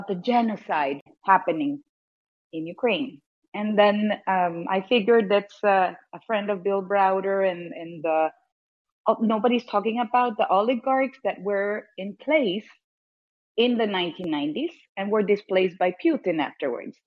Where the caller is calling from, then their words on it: Honduras; I'm calling from Honduras